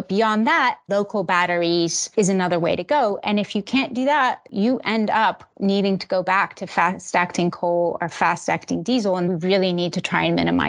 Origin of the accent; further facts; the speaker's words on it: Switzerland; born there; also born or lived in Finland / Belgium / Italy; I was born in Switzerland and then bumped around Europe for ages. So I've lived in Finland, Belgium, Switzerland, and Italy.